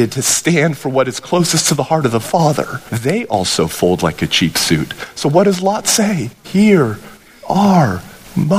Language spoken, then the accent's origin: English; Whittier, California, United States; I grew up in Whittier, California.